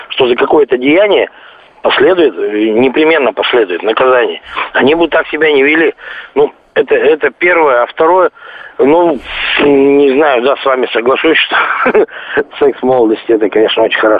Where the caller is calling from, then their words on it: Lipetsk, Lipetsk Oblast, Russia; Звоню я из Липецка.